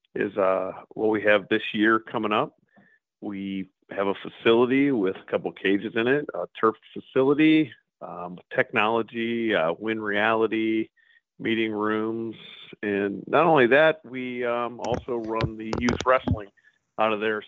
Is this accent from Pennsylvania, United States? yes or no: yes; Pittsburgh, Pennsylvania, United States; now in Medina, United States; I grew up in Pittsburgh and heard stories about the Grays